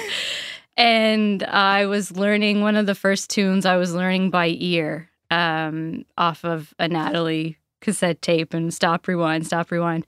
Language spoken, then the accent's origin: English; Port Bevis, Nova Scotia, Canada; I grew up in Port Bevis